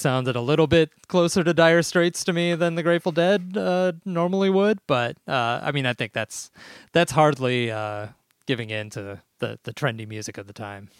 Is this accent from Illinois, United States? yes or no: yes; Chicago, Illinois, United States; growing up in Chicago